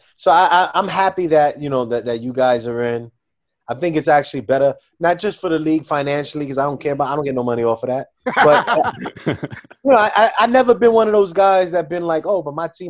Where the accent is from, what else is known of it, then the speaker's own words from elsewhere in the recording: New York City, New York, United States; I'm a New Yorker.